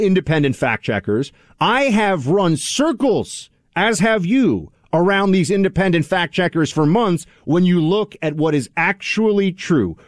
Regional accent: New York City, New York, United States; N Y C, my hometown.

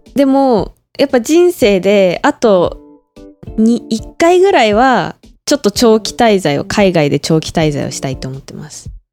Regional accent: Hokkaido, Japan; now in Taiwan; 北海道から来ました

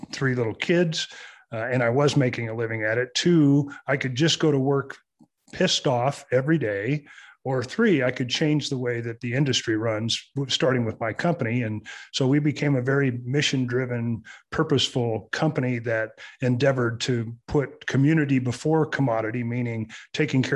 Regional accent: Southern California, United States; moved away; I was born and raised in Southern California

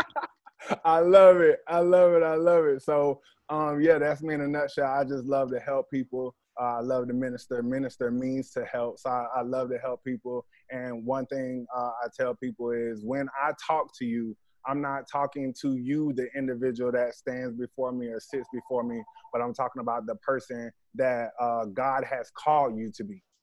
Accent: Jacksonville, Florida, United States; I'm originally from Jacksonville

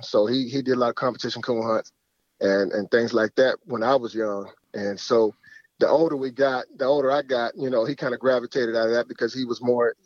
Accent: Dayton, Ohio, United States; Right here in Ohio

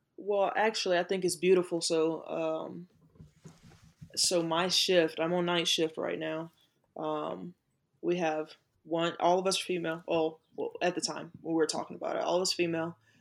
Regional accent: Manning, South Carolina, United States; growing up in South Carolina, in that Confederate state

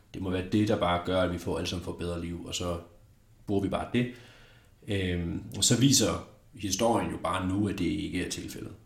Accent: Denmark; som dansker

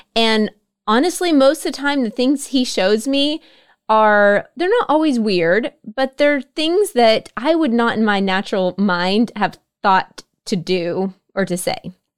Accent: Oklahoma, United States; I grew up in Oklahoma as well

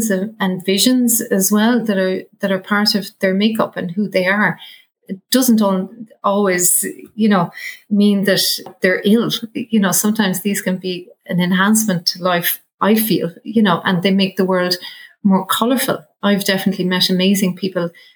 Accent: Ireland; we as Irish people

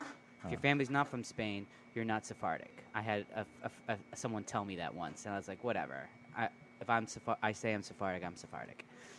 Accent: New York City, New York, United States; I grew up in New York. in the Bronx, the Boogie Down.

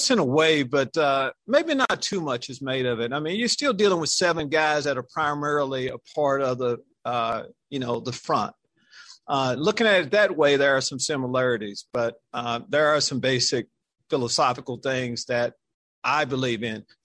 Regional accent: Texas, United States; you probably know I'm from this state. I'm a product of Texas high school football.

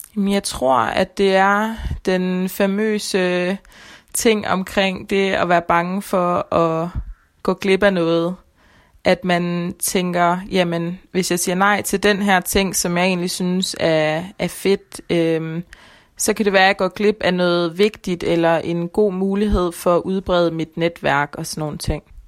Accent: Denmark; Jeg føler, at jeg rigtig kommer fra Danmark

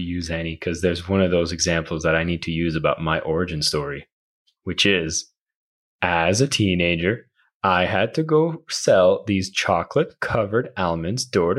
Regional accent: Canada; And I'm from Canada, so you know, everyone's kind of friendly, right?

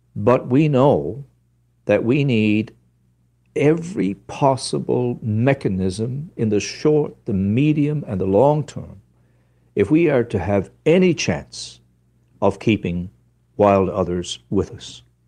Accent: Newfoundland and Labrador, Canada; I come from Ru-, Newfoundland

